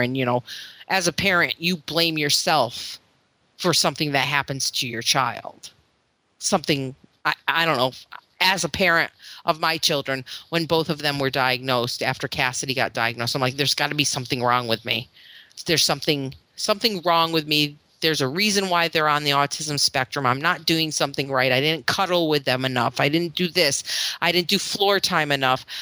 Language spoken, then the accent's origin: English; Florida, United States; moved away; I'm from Florida